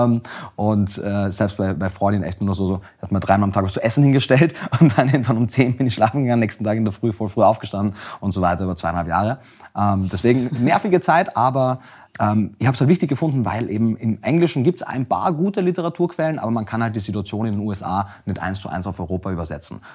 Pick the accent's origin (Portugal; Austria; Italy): Austria; Ich komme aus Österreich, wie man äh, vielleicht auch hört.